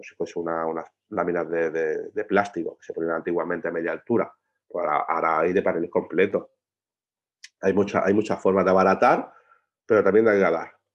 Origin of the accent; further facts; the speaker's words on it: Spain; los españoles odiamos la junta